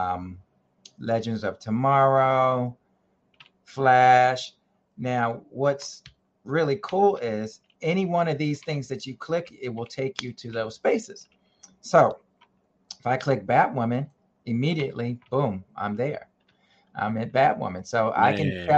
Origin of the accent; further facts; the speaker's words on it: New York, United States; we are from New York